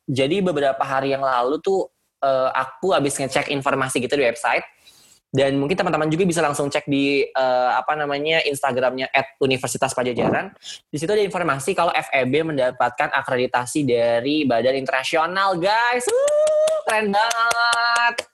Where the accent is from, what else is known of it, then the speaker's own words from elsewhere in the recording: Jakarta, Indonesia; Mohon maaf Pak, uh, saya Betawi asli.